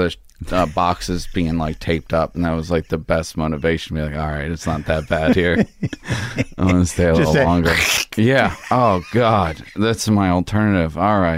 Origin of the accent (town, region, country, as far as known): Baltimore, Maryland, United States; born or raised there